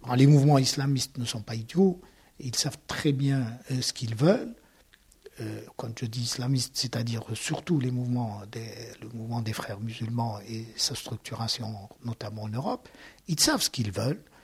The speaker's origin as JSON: {"language": "French", "country": "Algeria", "tie": "born or raised there", "moved": "as an adult", "lives_now": "Toulouse, France", "said": "Je suis né en Algérie, j'ai grandi en Algérie, j'ai tout fait en Algérie"}